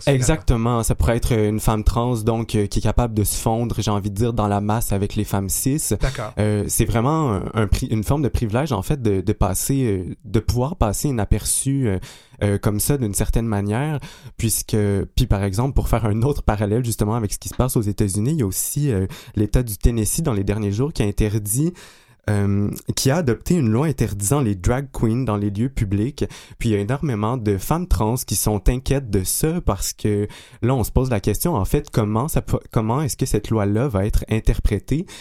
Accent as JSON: {"language": "French", "area": "Abitibi-Témiscamingue", "region": "Quebec", "country": "Canada", "tie": "born or raised there", "said": "je suis natif de l'Abitibi-Témiscamingue"}